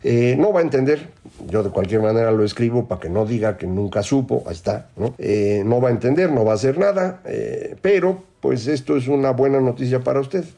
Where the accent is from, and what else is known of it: Mexico